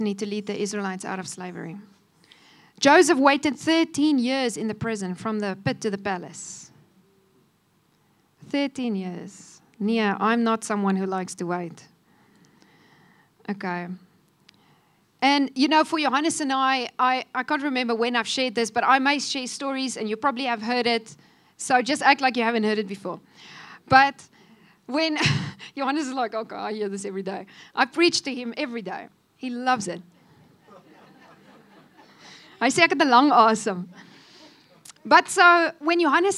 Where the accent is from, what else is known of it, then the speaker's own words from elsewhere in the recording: South Africa; moved away as an adult; also born or lived in Cape Town; now in Namibia; I was from South Africa